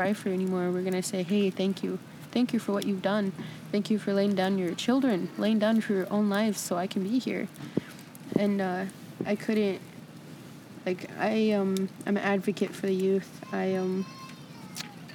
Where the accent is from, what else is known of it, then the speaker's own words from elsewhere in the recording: Eagle Butte, Cheyenne River Sioux Reservation, South Dakota, United States; I'm from Ingeboot, South Dakota, Shiner River Sioux Reservation